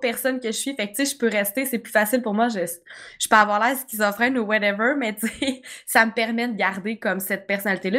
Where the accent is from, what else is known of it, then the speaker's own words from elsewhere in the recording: Quebec, Canada; je suis québécoise, c'est sûr que je vais parler mal